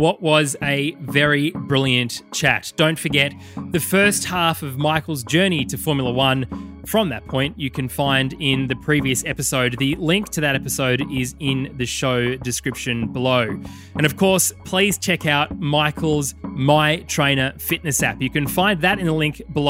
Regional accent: Australia; as Australian fans generally

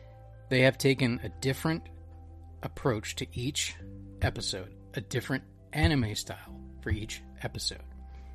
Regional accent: United States; I'm obviously not Japanese. I'm American.

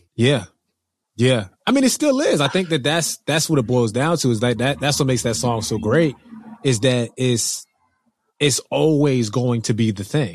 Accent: New Jersey, United States; I'm from New Jersey

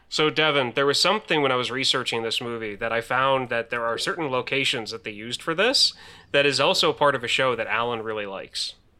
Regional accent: Pennsylvania, United States; also born or lived in Alton, Illinois; I'm not originally from Pennsylvania. When I was eight years old, my parents moved to Pennsylvania from Alton, Illinois

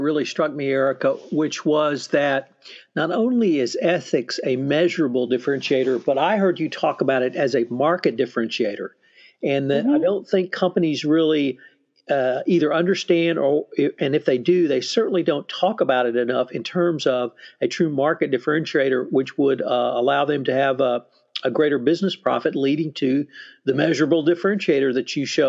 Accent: Texas, United States; being a Texan

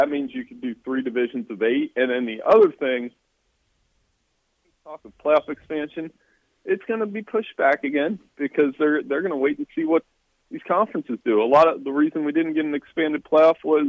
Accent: Big Ten country, Midwest, United States; Growing up in Big Ten country

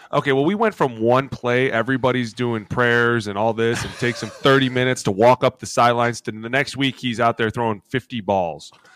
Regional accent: Cleveland, Ohio, United States; I grew up in Cleveland.

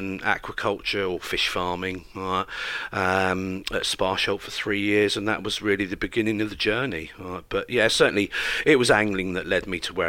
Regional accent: West Country, South West England, United Kingdom; As a youngster growing up in the West Country, I'm a country boy through and through

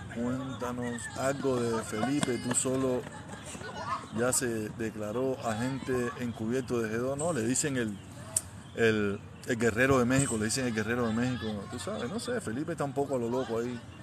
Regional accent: Havana, Cuba; moved away as an adult; now in Miami, United States; yo soy de La Habana, soy nacido y criado en El Vedado

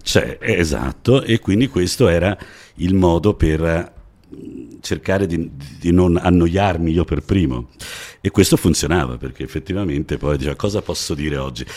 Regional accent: Florence, Tuscany, Italy; io ho avuto forse la fortuna di nascere a Firenze, già, già chi nasce a Firenze insomma ha una dizione eh, comprensibile un po' in tutta Italia

